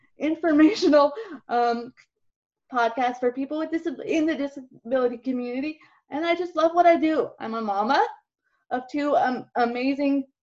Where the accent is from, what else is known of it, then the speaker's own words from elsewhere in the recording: Jacksonville, Florida, United States; I'm from Jacksonville, Florida